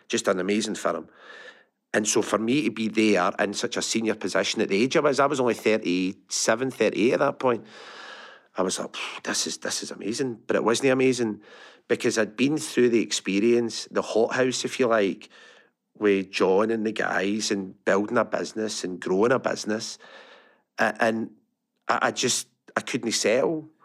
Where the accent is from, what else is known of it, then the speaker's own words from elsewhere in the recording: Larkhall, Scotland, United Kingdom; I grew up Lark Hall, went to Lark Hall Academy.